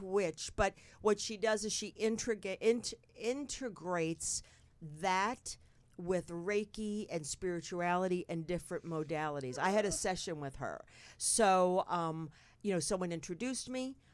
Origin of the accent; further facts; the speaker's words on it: North Bergen, New Jersey, United States; I was born and raised in North Bergen, New Jersey